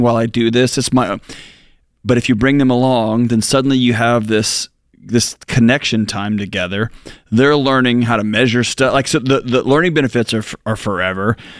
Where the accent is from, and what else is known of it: Texas, United States; born or raised there; moved away